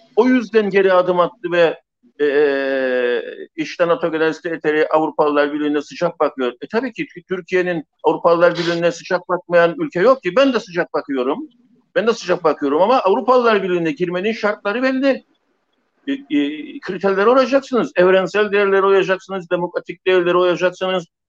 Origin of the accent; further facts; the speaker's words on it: Famagusta, Famagusta District, Cyprus; Bir Mausalı olarak